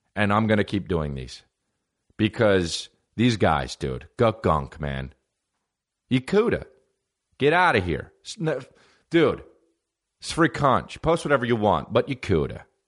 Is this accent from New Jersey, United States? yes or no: yes; New Jersey, United States; I'm from New Jersey